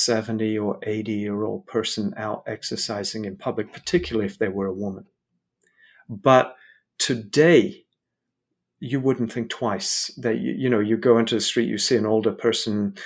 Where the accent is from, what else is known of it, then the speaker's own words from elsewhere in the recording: London, United Kingdom; I grew up in London, I have a lot of family in Poland